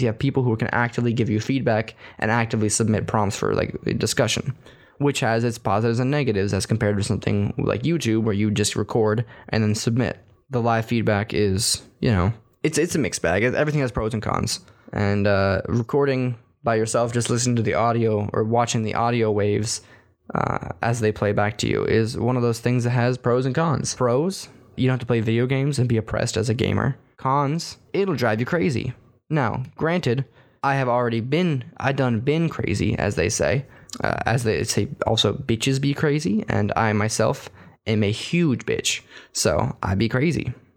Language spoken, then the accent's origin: English; Texas, United States; moved away; as a Texan